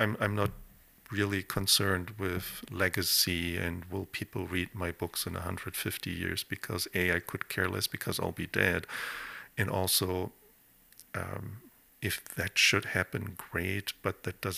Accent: Germany; moved away; When I grew up in Germany

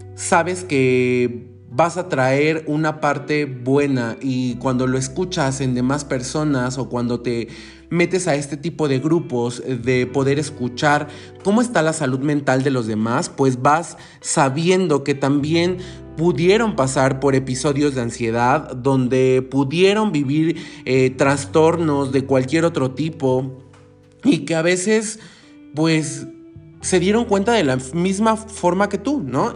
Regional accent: Mexico; te lo digo como mexicano

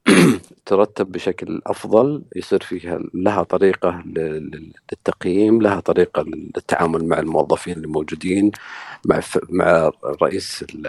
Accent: Saudi Arabia; احنا كسعوديين

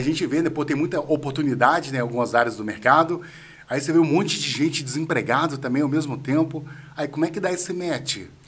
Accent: Natividade, Brazil; Eu não nasci lá em Natividade, né? Mas eu fui pequeno para a Natividade

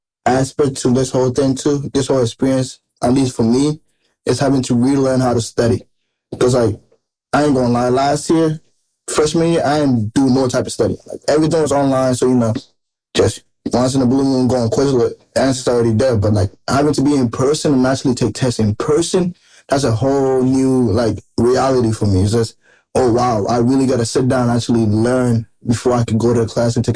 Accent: Ghana; now in United States; I'm originally from Ghana. I came here in 2012

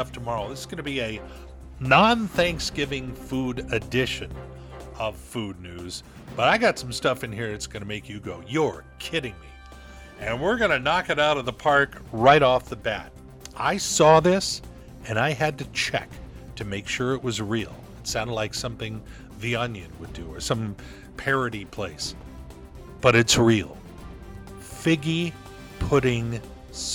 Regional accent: Torrance, California, United States; moved away; also born or lived in Los Angeles; my hometown of Torrance, California.

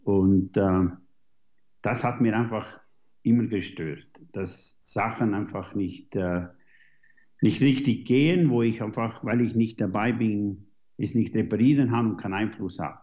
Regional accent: Switzerland; also born or lived in New Zealand; Ich jage hier in den äh, Schweizer Bergen, wo ich aufgewachsen bin

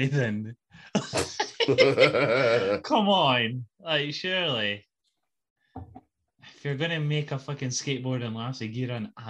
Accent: Scotland, United Kingdom

